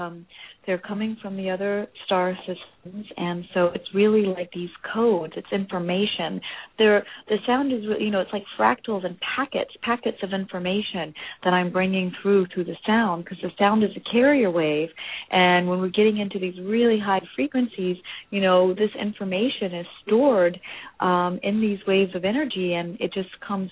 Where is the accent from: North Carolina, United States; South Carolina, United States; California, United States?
California, United States; Los Angeles; But I'm from Los Angeles.